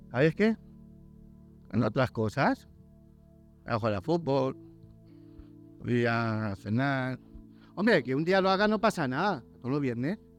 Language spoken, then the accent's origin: Spanish; Germany; born there; also born or lived in Valladolid, Spain / Barcelona, Spain / Tenerife, Spain / Madrid, Spain; yo nací en el extranjero, en Alemania, pues yo soy pastor alemán.